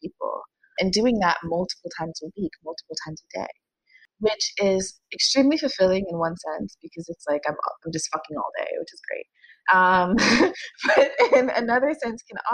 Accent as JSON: {"language": "English", "town": "New York City", "region": "New York", "country": "United States", "tie": "born or raised there", "said": "I grew up in New York City, city that never sleeps"}